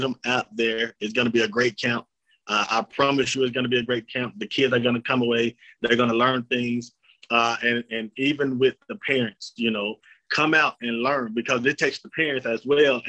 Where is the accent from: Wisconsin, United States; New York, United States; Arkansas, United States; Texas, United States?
Arkansas, United States; Jonesboro; I was born and raised in Jonesboro.